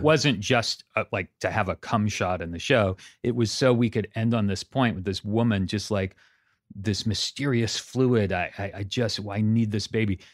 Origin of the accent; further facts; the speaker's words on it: Santa Cruz, California, United States; moved away as an adult; also born or lived in Pasadena; now in Los Angeles, United States; I grew up in Santa Cruz, up in Northern California